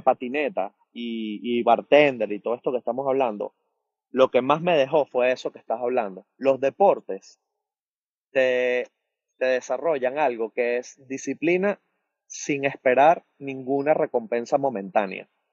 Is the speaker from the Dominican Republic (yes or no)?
no; Venezuela; moved away as an adult; now in United States; yo vengo de bartender de Venezuela